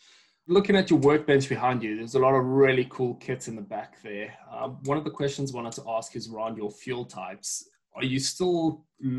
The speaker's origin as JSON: {"language": "English", "country": "South Africa", "accent": "South African", "said": "I am South African."}